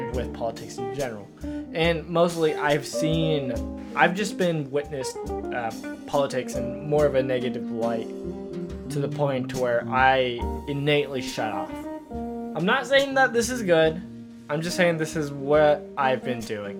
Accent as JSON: {"language": "English", "country": "United States", "said": "people ask if I'm American, like I hate saying yes"}